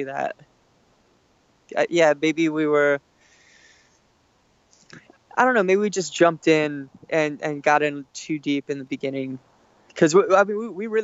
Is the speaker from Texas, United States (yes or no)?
no; Alaska, United States; we're all from Alaska. Like, that's the scene that all of us grew up